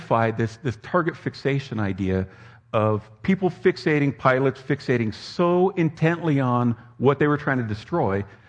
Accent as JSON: {"language": "English", "region": "Southern California", "country": "United States", "tie": "born or raised there", "said": "I was raised in Southern California in the shadow in the foothills of the Sierra Madre Mountains"}